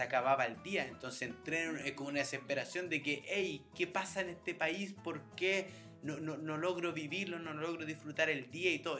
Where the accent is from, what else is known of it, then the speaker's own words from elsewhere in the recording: Chile; moved away as an adult; now in Sweden; nosotros como chilenos alcohólicos